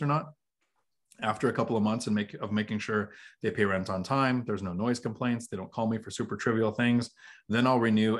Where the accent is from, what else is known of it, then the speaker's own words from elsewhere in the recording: Washington, United States; I'm from Washington